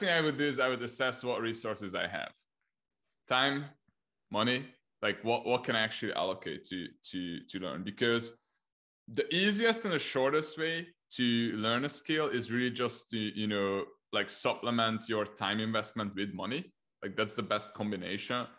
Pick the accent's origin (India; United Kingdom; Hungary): Hungary; first language Hungarian; English is a second language; I'm from Hungary, so I started in Hungarian, like helping Hungarian clients